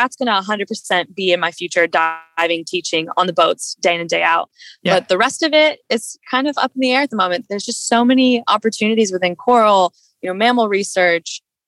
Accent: Midwest, United States; I grew up in the Midwest, no ocean around me.

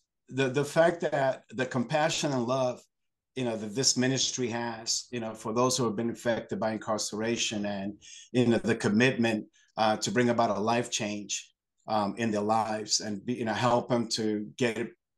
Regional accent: New York, United States; moved away as an adult; now in Lebanon, Pennsylvania, United States; currently, yes, I am from the Lebanon area. Originally from New York.

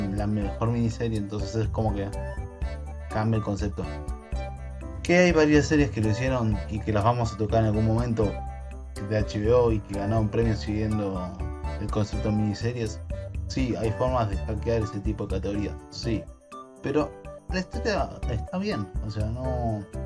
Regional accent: Argentina; Como todo argentino

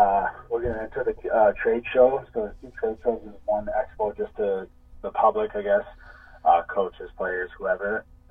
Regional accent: Canada; And I wanted to say that we're all Canadian.

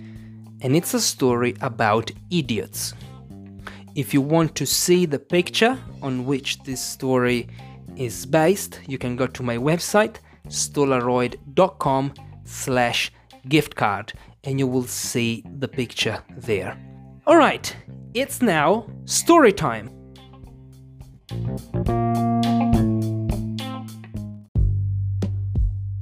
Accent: Italy; English is a second language; I'm an English teacher from Italy.

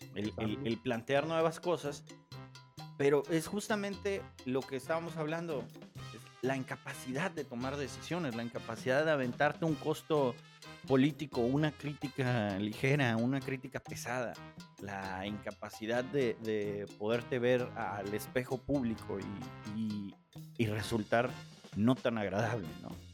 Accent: Mexico; como mexicanos

